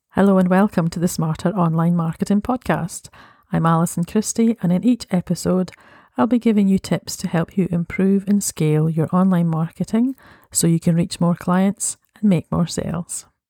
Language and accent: English; Scotland, United Kingdom; I am Scottish